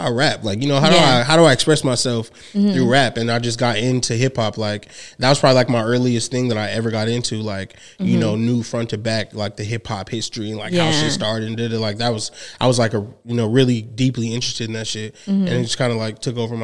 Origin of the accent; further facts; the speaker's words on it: Inland Empire, California, United States; also born or lived in Los Angeles, California; I'm from the Inland Empire. Mm-hmm. I'm originally born in Los Angeles